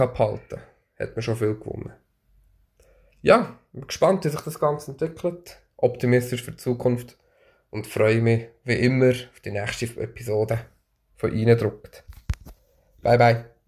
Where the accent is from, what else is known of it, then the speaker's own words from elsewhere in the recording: Bernese Oberland, Switzerland; Ich bin im Berner Oberland aufgewachsen